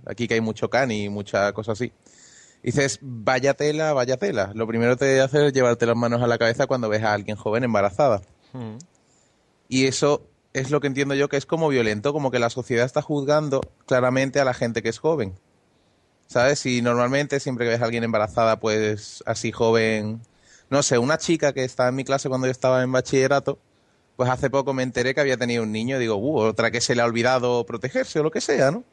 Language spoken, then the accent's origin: Spanish; Andalusia, Spain; soy andaluz